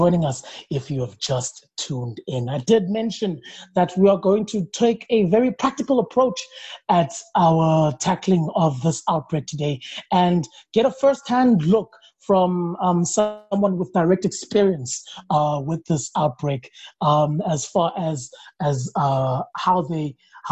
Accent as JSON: {"language": "English", "country": "South Africa", "said": "the South African that I am"}